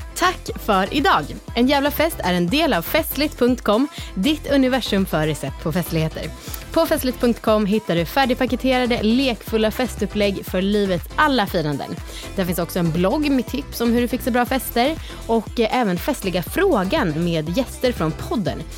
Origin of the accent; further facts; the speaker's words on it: Stockholm, Stockholm County, Sweden; jag som idiotisk stockholmare